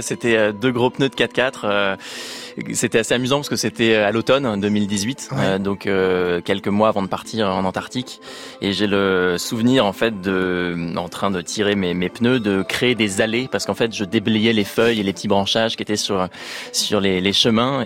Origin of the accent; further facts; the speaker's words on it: Rouen, Normandy, France; on est parti de Rouen, euh, en Normandie, parce qu'à l'origine, euh, je suis de, de cette ville-là, en Normandie